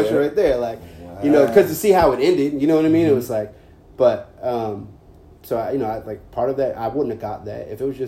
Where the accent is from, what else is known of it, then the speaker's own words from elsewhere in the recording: Carrboro, North Carolina, United States; growing up in Carrboro, I grew up in a bubble